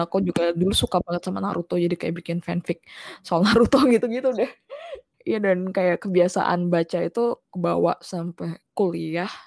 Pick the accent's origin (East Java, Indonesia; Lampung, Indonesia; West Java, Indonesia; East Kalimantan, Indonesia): East Kalimantan, Indonesia; Balikpapan; moved away; koran lokal dulu tuh namanya Kaltim Post karena aku dulu sempet tinggal di Balikpapan